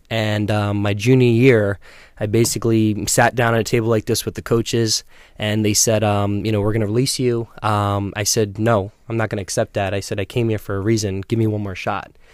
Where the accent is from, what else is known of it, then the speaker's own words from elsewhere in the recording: Selden, New York, United States; also born or lived in Centerport, New York; I grew up in Long Island, Selden, um, living in Huntington Center Port now